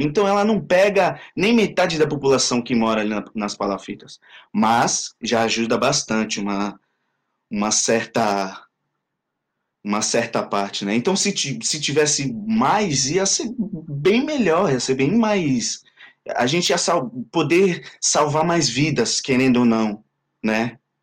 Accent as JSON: {"language": "Portuguese", "area": "Vila Gilda", "region": "São Paulo", "country": "Brazil", "tie": "born or raised there", "moved": "as an adult", "lives_now": "France", "said": "na minha comunidade, onde eu cresci"}